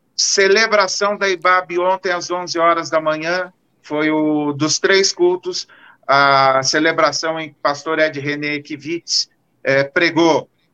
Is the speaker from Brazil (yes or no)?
yes; Marília, São Paulo, Brazil; Marília, a minha terra, tem trezentos mil habitantes